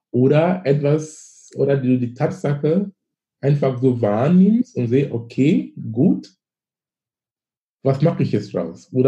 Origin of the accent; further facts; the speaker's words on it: Cameroon; moved away as an adult; now in Germany; ich komme aus Afrika, ich komme aus Kamerun. Ich bin gebürtig aus Kamerun.